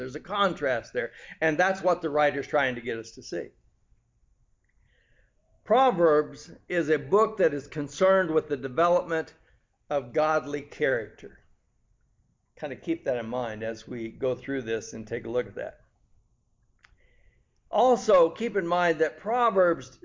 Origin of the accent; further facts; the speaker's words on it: California, United States; growing up in California